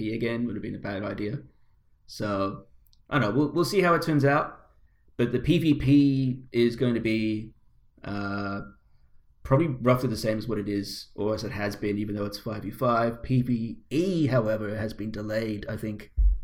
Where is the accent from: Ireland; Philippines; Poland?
Ireland; moved away; my hometown back in Ireland